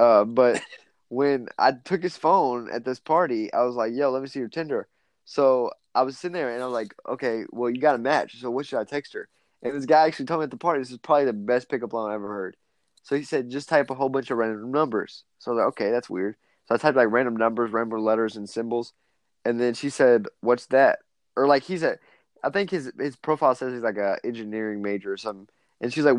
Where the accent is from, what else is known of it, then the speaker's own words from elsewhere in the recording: Louisville, Kentucky, United States; But yeah, so signing off … from Louisville, Kentucky.